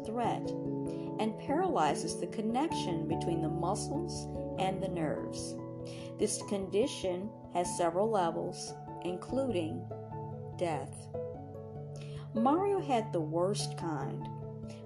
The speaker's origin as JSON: {"language": "English", "country": "Puerto Rico", "tie": "born or raised there", "also_born_or_lived": "Dominican Republic", "said": "My family is from the Dominican Republic, and I was raised in Puerto Rico"}